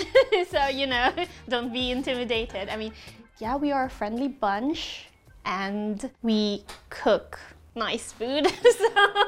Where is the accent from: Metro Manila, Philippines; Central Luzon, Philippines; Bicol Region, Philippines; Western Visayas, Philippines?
Western Visayas, Philippines; Iloilo City; moved away as an adult; also born or lived in Cebu, Philippines; now in Falkland Islands; I grew up in Iloilo, but then later on, after I finished university, I went and worked in Cebu, so like in the Visayas area of the Philippines.